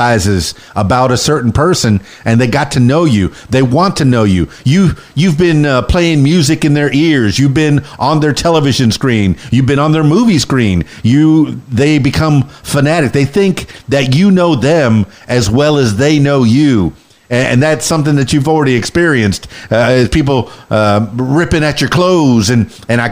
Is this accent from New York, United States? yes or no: no; Miami, Florida, United States; I'm from Miami, and that's a wet heat.